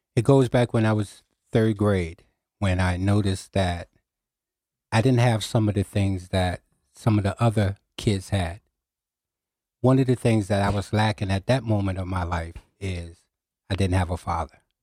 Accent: New Haven, Connecticut, United States; I was raised in New Hallville, on the corner of Winchester Avenue and Hazel Street

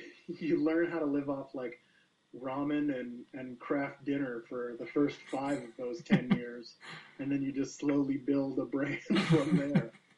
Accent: Calgary, Alberta, Canada; I'm from Calgary, Alberta, Canada.

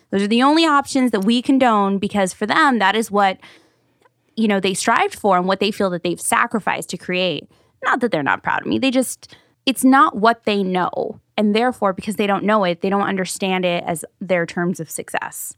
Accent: Paramount, California, United States; I grew up in Paramount, North Long Beach

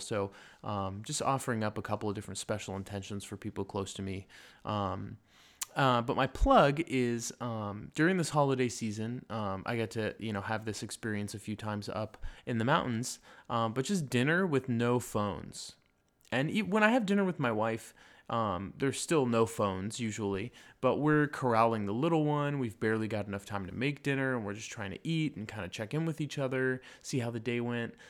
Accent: Lake Arrowhead, California, United States; moved away; the mountains where I grew up in Lake Arrowhead

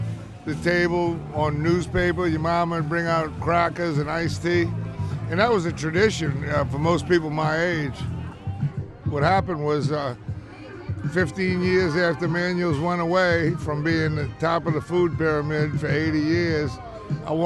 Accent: New Orleans, Louisiana, United States; I grew up in New Orleans. I'm seven generations in New Orleans

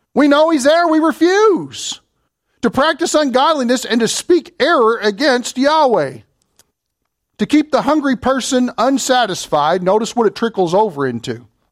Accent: Kentucky, United States; I'm from Kentucky

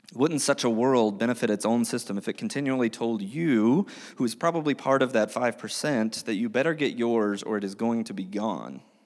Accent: United States; We as American Christians living in twenty twenty-three

